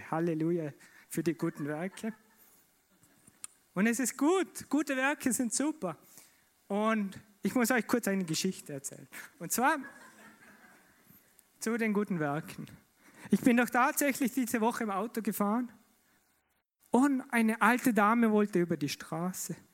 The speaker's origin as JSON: {"language": "German", "region": "Vorarlberg", "country": "Austria", "said": "Und in mir kam die Frage auf, als, als Vorarlberger, gerecht, gerecht."}